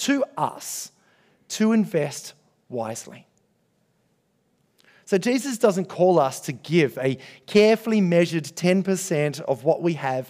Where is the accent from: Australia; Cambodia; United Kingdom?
Australia; comfortable Australian Christians